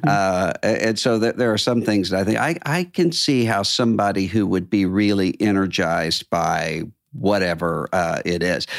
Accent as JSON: {"language": "English", "town": "Biloxi", "region": "Mississippi", "country": "United States", "tie": "born or raised there", "moved": "yes", "said": "my hometown, Biloxi, Mississippi"}